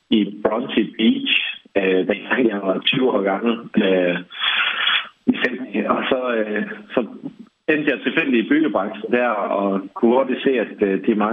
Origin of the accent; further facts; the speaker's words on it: Bramming, Southern Denmark, Denmark; moved away as an adult; also born or lived in England / Sydney, Australia; Nu er jeg jo selv opvokset i, i Bramming og har haft en fantastisk barndom der, men øhm, altså, det gør bare noget andet at se noget andet. Altså, jeg flyttede direkte fra Bramming øh, hjem fra, fra mor af øh, ned til, til Sydney med 5 millioner indbyggere.